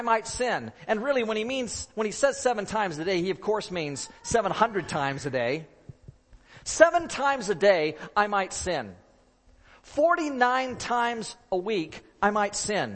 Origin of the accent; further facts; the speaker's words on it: Oregon, United States; moved away; Robin and I grew up in Oregon.